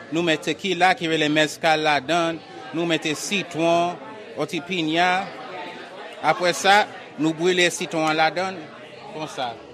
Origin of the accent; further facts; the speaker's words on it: Haiti; moved away; also born or lived in Boston; Mwen soti Haiti